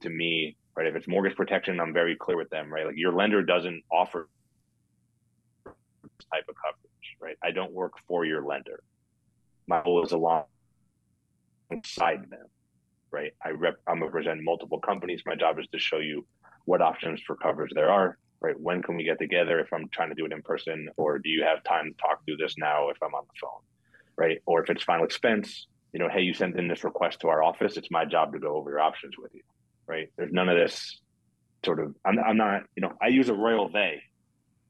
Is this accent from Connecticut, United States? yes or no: yes; Connecticut, United States; also born or lived in Florida; now in Dallas, United States; I grew up in Connecticut. I lived in Florida for a bunch of years. I've been in Dallas for 11 years now.